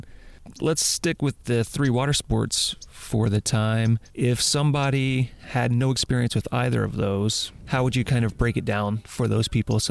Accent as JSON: {"language": "English", "region": "the South", "country": "United States", "tie": "born or raised there", "moved": "yes", "said": "I grew up in the South"}